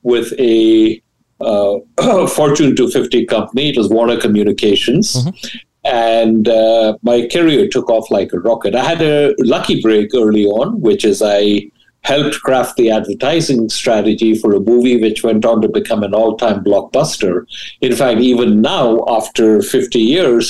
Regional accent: India; moved away as an adult; also born or lived in Delhi / Ahmedabad; now in United States; I grew up in India, and I was a bright student

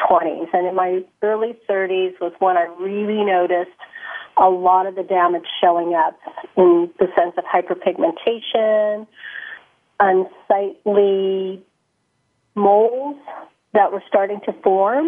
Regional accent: San Francisco Bay Area, California, United States; I grew up in the Bay Area, in the San Francisco Bay Area.

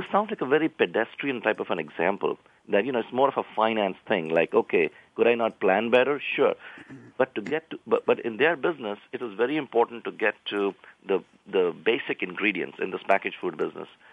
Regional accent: India; moved away; I grew up in India

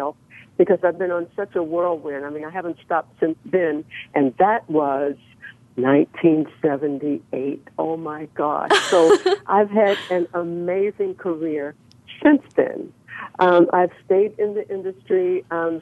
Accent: Nashville, Tennessee, United States; moved away as an adult; also born or lived in Japan / Europe; now in Los Angeles, United States; I was born and raised in Nashville, Tennessee

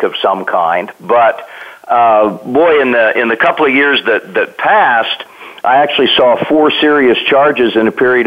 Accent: Kansas, United States; when I was a kid growing up in Kansas

